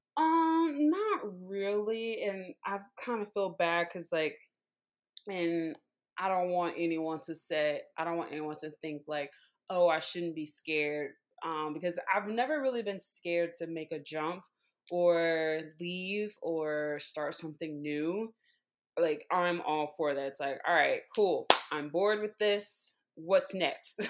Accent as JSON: {"language": "English", "town": "Baton Rouge", "region": "Louisiana", "country": "United States", "also_born_or_lived": "New Orleans, Louisiana", "moved": "yes", "said": "I am originally from Baton Rouge, Louisiana, um, super football world, um, country"}